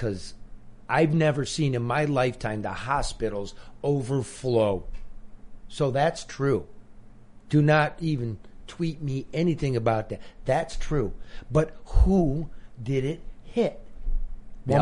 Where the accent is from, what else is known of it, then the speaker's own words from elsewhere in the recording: Michigan, United States; we're from Michigan